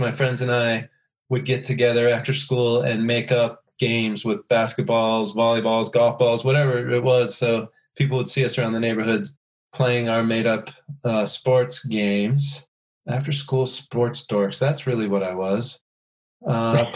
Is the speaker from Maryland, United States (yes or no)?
no; southeast of Denver, Colorado, United States; I grew up southeast of Denver in Colorado, out on the outskirts of suburbia